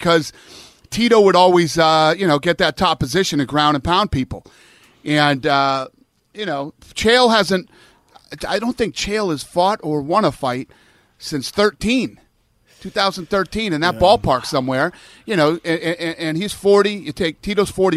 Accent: Las Vegas, Nevada, United States; also born or lived in Boston, Massachusetts; I grew up in Vegas, but I lived in Boston. We moved out of Massachusetts when I was in third grade, and we came to Vegas.

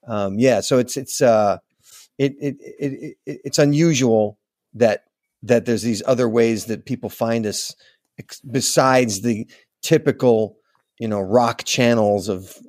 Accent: Manhattan Beach, California, United States; also born or lived in Los Angeles; I was born in Los Angeles, okay. grew up in Manhattan Beach

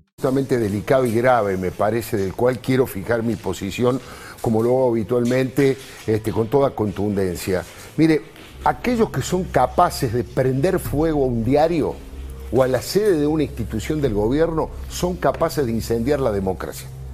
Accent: Argentina; ya padecimos como argentinos

